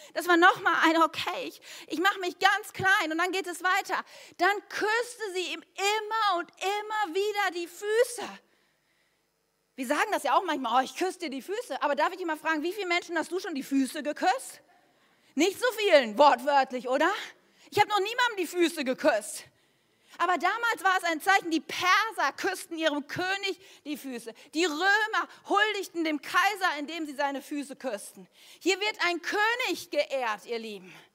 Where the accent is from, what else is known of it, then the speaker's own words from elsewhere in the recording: Germany; wir Deutsche